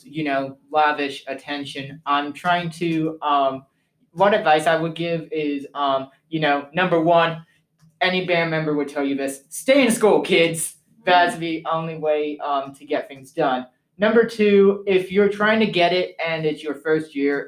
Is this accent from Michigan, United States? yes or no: no; West Palm Beach, Florida, United States; moved away; also born or lived in England (parents); I used to live in West Palm Beach, Florida, which is basically a few hours from Disney. So I practically say I was born and bred in Disney.